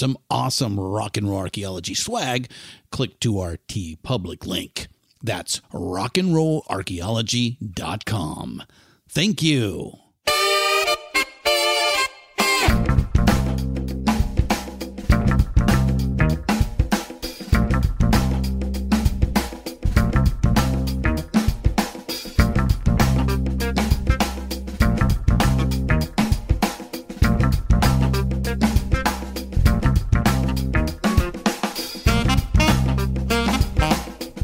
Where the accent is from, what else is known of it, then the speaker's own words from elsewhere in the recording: Southern California, United States; I was born and raised in Southern California